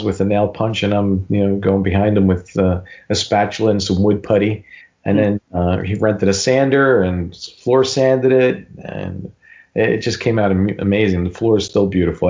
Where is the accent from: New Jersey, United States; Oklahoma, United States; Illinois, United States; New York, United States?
New Jersey, United States; Newark; He and my uncle owned a pretty popular restaurant where we grew up in Newark